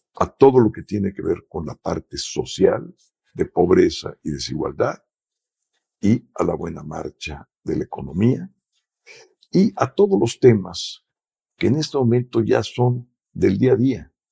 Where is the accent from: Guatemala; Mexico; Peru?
Mexico; somos mexicanos